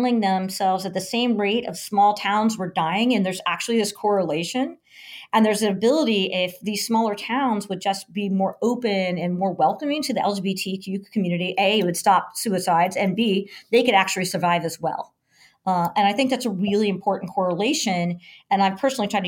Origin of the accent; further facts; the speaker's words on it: Kansas, United States; moved away; growing up in Kansas